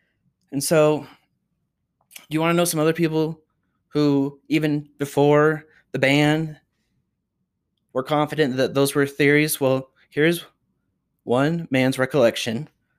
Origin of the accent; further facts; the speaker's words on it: Utah, United States; also born or lived in Chicago / Washington, D.C.; almost invisible to me as I grew up in Utah, was a frequent subject of my conversations in my life in Chicago and Washington, D.C.